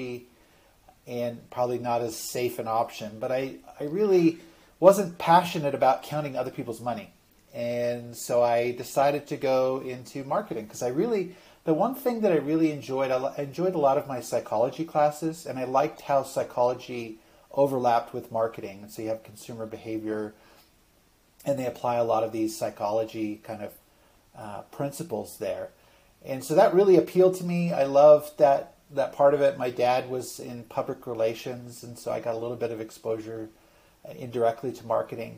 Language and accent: English; Vancouver, British Columbia, Canada; I grew up in Vancouver, British Columbia, Canada